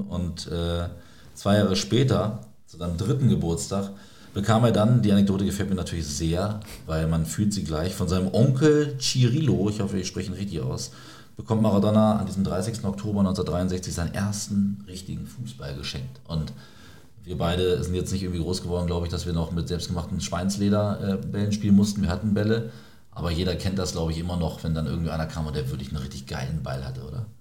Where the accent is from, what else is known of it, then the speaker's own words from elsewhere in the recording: Celle, Lower Saxony, Germany; aus meiner Heimatstadt Celle